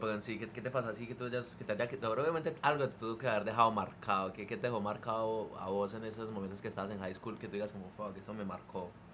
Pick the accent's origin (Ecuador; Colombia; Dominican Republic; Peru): Colombia; now in California, United States; mi, primer día de colegio en Colombia